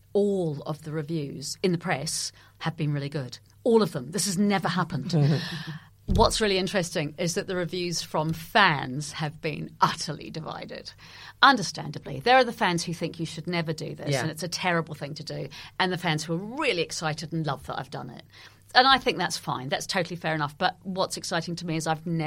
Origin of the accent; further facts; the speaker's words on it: New Zealand; moved away; I grew up in New Zealand and I'm a crime writer and a theatre maker